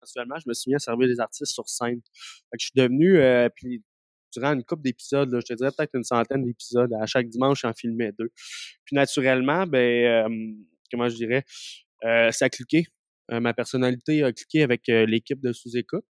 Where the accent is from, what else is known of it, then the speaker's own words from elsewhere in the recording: Abitibi, Quebec, Canada; now in Montreal, Canada; je viens d'Abitibi